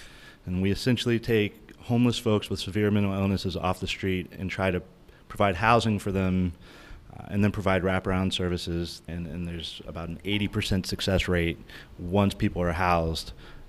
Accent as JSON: {"language": "English", "town": "Washington", "region": "District of Columbia", "country": "United States", "lives_now": "Anchorage, United States", "said": "I'm 35 years old. I am from Washington, D.C., and I'm the tallest guy in the room."}